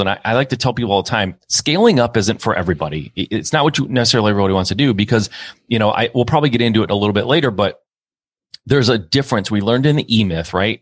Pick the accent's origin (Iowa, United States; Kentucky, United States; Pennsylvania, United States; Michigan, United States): Michigan, United States; I'm from Michigan. Most people are in the automotive industry here